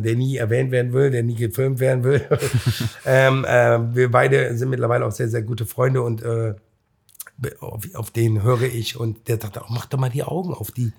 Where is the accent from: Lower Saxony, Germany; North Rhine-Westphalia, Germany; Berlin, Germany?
North Rhine-Westphalia, Germany; Cologne; ich bin aus Köln-Mühlheim